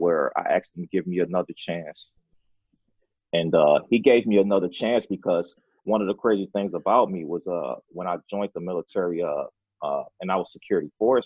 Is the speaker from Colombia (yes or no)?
no; Chicago, Illinois, United States; moved away as an adult; was born and raised in Chicago, Illinois, came from the inner city